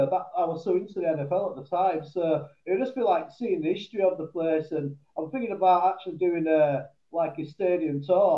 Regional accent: England, United Kingdom; I'm from England

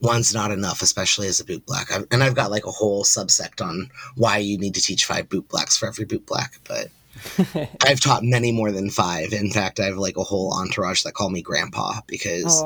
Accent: Agoura Hills, California, United States; now in Portland, United States; I grew up in Agoura Hills

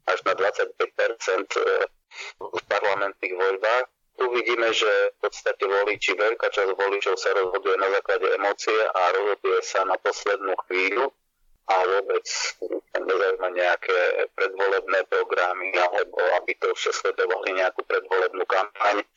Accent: eastern Slovakia, Slovakia; ja som z východného Slovenska

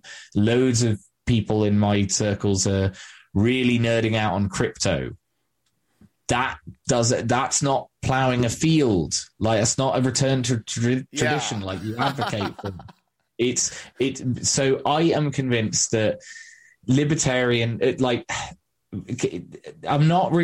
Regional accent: England, United Kingdom

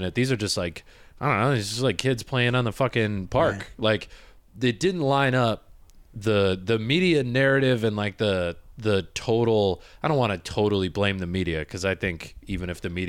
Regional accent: Michigan, United States; My hometown had zero Muslim people, zero Arab people.

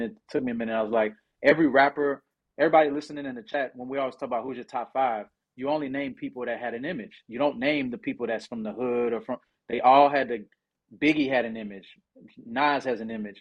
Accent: Houston, Texas, United States; also born or lived in New Orleans, Louisiana; I was born in New Orleans and moved when I was, like, three. So I'm Hous-, I'm Houston for life, baby

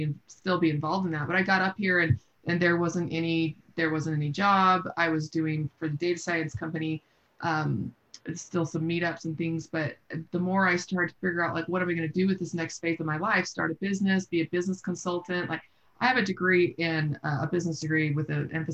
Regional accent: Seattle, Washington, United States; also born or lived in Austin, Texas; now in Salt Lake City, United States; I grew up in Seattle, and my husband grew up in Idaho.

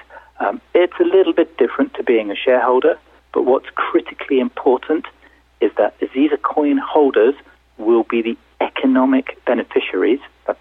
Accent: United Kingdom; also born or lived in London; I'm British, as you can tell from my dulcet tones. I'm based in London in the UK.

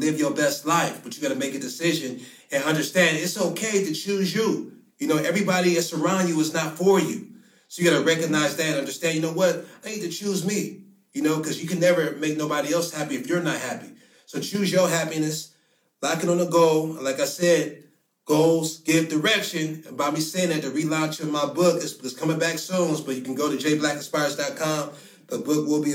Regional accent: Akron, Ohio, United States; also born or lived in Baltimore, Maryland; I was born in Baltimore, Maryland. She lived there when I was two. So raised Akron, Ohio

